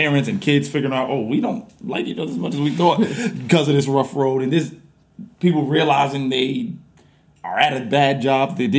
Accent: New York City, New York, United States; moved away as an adult; now in New Jersey, United States; we are from New York. We're from Brooklyn, New York, but we currently live in New Jersey

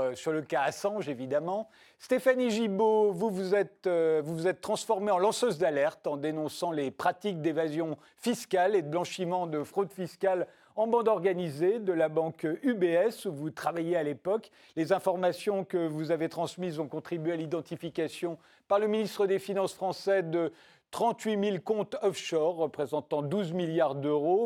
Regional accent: France; En tant que Français

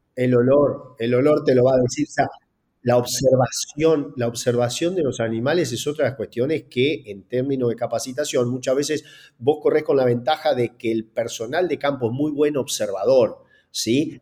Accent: Gualeguaychú, Entre Ríos, Argentina; es nacido en Gualeguaychú como yo

